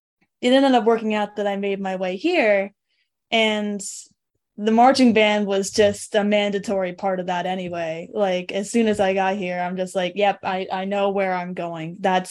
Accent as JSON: {"language": "English", "town": "South Deerfield", "region": "Massachusetts", "country": "United States", "tie": "born or raised there", "also_born_or_lived": "Montague, Massachusetts", "said": "I was born and raised in Western Mass"}